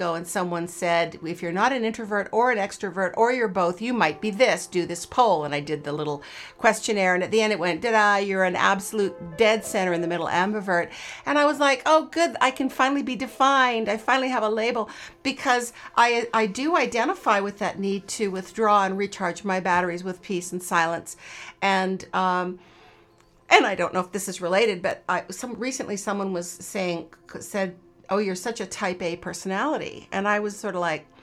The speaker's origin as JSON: {"language": "English", "country": "Canada", "tie": "born or raised there", "also_born_or_lived": "Los Angeles, United States", "moved": "as an adult", "lives_now": "Australia", "said": "I was raised in Canada"}